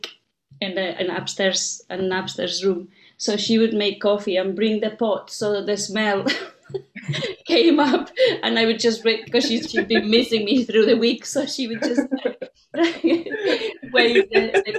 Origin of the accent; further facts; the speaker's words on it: Basque Country, Spain; moved away; also born or lived in Bilbao; I come from the Basque country